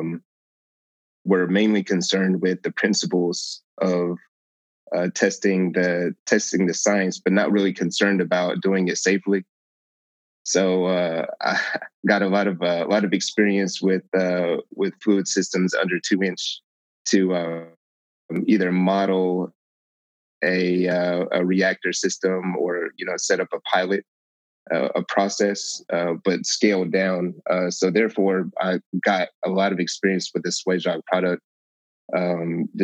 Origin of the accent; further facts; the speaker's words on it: San Antonio, Texas, United States; moved away as an adult; also born or lived in Albany, Oregon; I'm originally from San Antonio